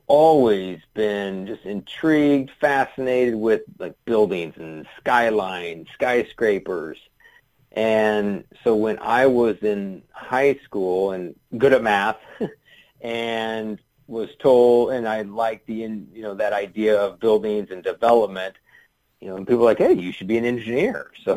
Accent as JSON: {"language": "English", "town": "Kansas City", "country": "United States", "tie": "born or raised there", "said": "I grew up in Kansas City"}